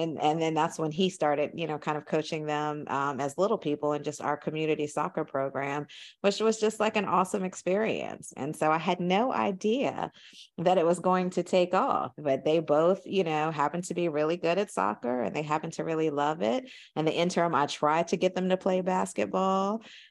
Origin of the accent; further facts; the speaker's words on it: Indianapolis, Indiana, United States; And even though we're from Indianapolis, spending a summer there doesn't really teach you like what middle America is really like.